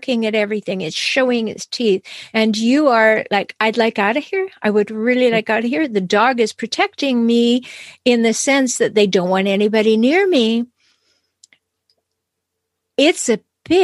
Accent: Canada; I'm Canadian

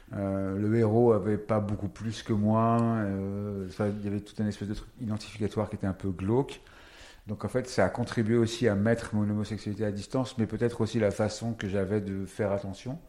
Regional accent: Paris, Île-de-France, France; Et parisien, je suis né à Paris

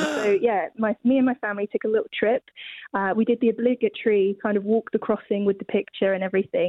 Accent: just outside of Winchester, South East England, United Kingdom; I'm from just outside of Winchester.

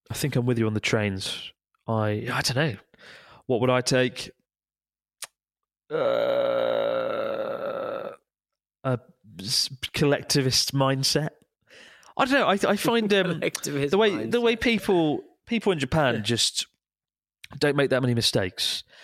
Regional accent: Madeira, Portugal; English is a second language; now in Antwerp, Belgium; I'm Portuguese from Madeira Island, currently living in Antwerp, Belgium.

